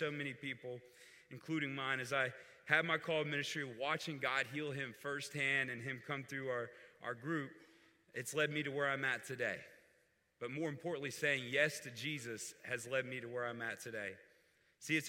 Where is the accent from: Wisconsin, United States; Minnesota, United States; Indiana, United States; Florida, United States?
Florida, United States; Fort Walton Beach; I grew up near the Destin-Fort Walton Beach area in Florida